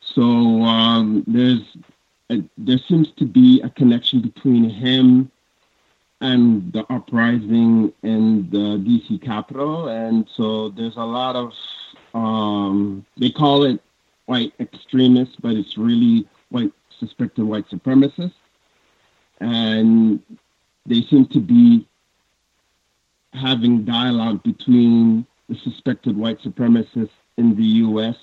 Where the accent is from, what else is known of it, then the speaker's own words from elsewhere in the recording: Canada; I'm from Canada.